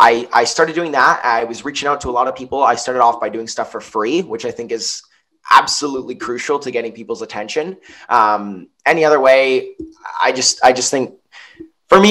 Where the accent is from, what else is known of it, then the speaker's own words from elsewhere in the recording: Niagara-on-the-Lake, Ontario, Canada; I'm from Niagara on the Lake. My mom's American. She moved here, met my dad. They built a house here. I haven't moved anywhere else